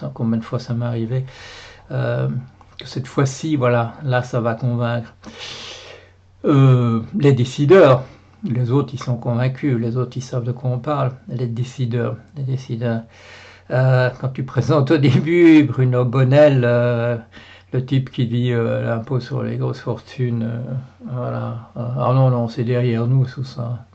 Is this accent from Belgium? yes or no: yes; Belgium; je suis, je suis, belge. Voilà, je suis belge